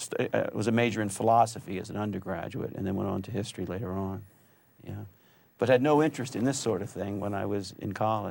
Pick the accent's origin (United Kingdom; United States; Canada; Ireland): United States; Reading, Pennsylvania; Reading, Pennsylvania.